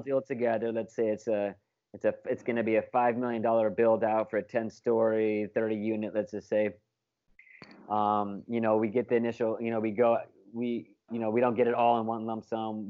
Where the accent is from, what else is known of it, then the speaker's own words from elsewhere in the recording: Alaska, United States; moved away as an adult; also born or lived in Jacksonville, Alabama; now in Manta, Ecuador; I'm from Alaska, born and raised in Alaska, 18 years